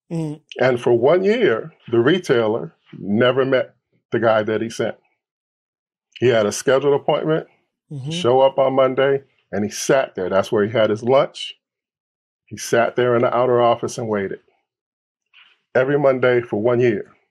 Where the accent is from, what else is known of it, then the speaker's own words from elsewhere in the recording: Detroit, Michigan, United States; I'm from Detroit here in Los Angeles.